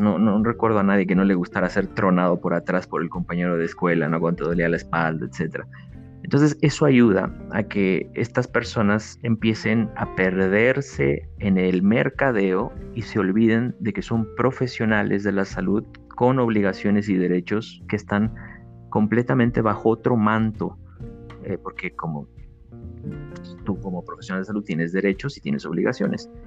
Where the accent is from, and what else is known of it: Mexico